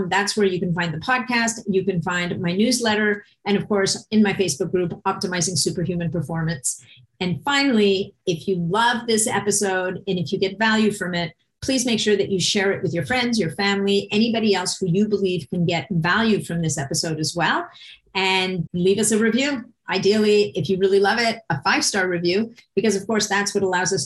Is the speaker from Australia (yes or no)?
no; Montreal, Quebec, Canada; moved away; a fellow Montrealer, even though we're no longer both in Montreal